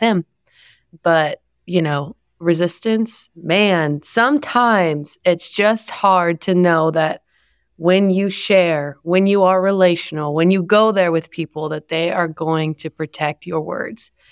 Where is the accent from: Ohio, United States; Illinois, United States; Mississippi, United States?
Ohio, United States; moved away; I'm from Ohio, our families are really far away